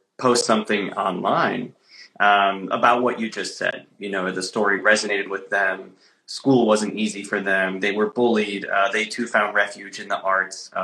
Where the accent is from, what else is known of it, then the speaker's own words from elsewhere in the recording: Traverse City, Michigan, United States; moved away; It's also my home state. So I'm in my hometown of Traverse City, Michigan right now.